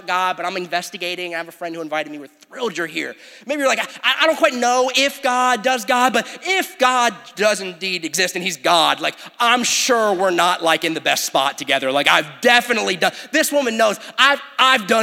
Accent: United States; Sometimes I'm more American than I am a disciple

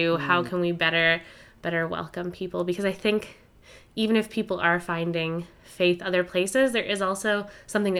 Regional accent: Ontario, Canada; moved away as an adult; also born or lived in Winnipeg; I grew up in Ontario, but then I went to school in Winnipeg

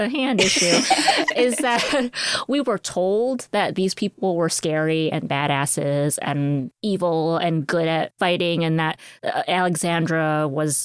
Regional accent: United States; I am Asian American

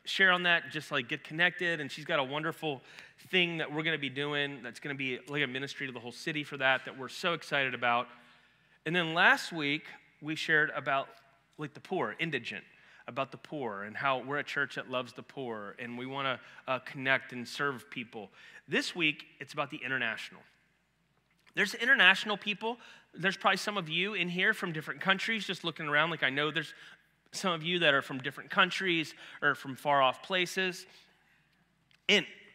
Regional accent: Ohio, United States; moved away; I'm from Ohio

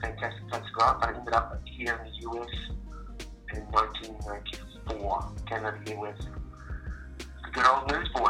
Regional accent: Auckland, New Zealand; moved away as an adult; now in Nashville, United States; I am from Auckland City, which is in the North Island. It's a city in New Zealand. It's very much a harbour city, two harbours, so lots of sailboats, lots of beaches

